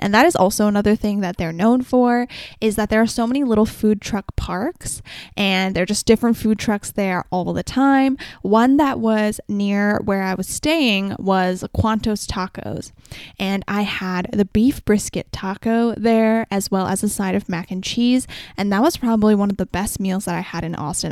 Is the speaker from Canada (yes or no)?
yes; Vancouver, British Columbia, Canada; I'm from Vancouver